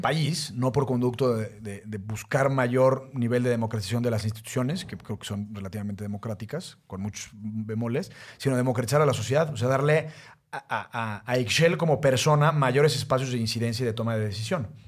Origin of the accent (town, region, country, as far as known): Mexico